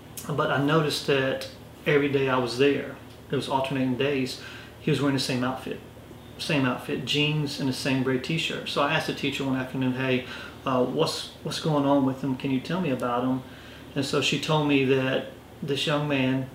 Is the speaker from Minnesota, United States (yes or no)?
no; Orangeburg, South Carolina, United States; moved away as an adult; now in Rock Hill, United States; I grew up in Orangeburg, graduated, came to Winthrop, and I stayed.